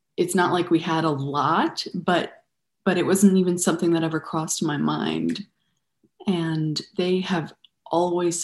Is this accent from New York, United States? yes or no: yes; Buffalo, New York, United States; also born or lived in Denver, Colorado; I was born in Denver, Colorado, and I grew up in Buffalo, New York.